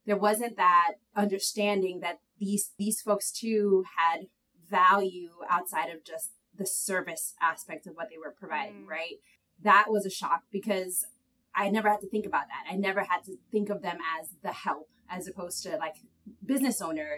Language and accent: English; New York City, New York, United States; also born or lived in Harlem / Massachusetts / Dominican Republic (ancestry); I grew up in Inwood, like Tanya said, that second campus uptown. Grew up within Inwood and Harlem